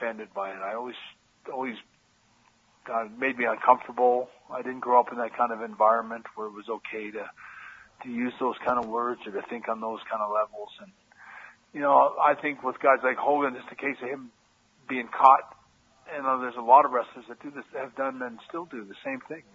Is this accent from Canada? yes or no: yes; Canada; moved away as an adult; also born or lived in United States; I'm a Canadian guy